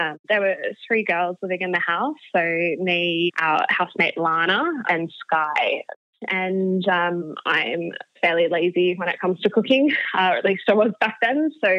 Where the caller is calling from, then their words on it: Sydney, New South Wales, Australia; I am calling from Alexandria, Sydney today, from my current share house.